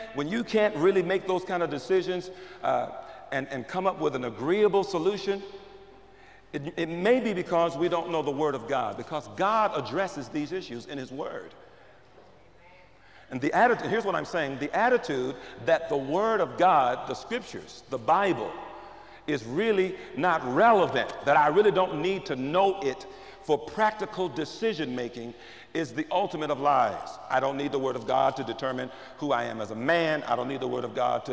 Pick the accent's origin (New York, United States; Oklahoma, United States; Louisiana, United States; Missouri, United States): Missouri, United States; St. Louis; I grew up in North St. Louis